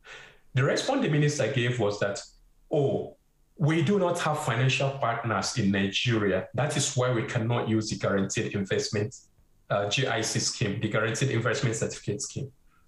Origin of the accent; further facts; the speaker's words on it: Canada; and I'm saying this as a Canadian, does not really represent who we are as a Canadian.